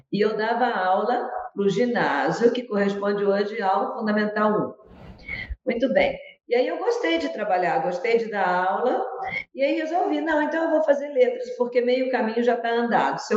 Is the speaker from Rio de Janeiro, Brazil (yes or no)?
yes; Rio de Janeiro, Brazil; moved away as an adult; also born or lived in Andradina, São Paulo; now in Curitiba, Brazil; Sou carioca.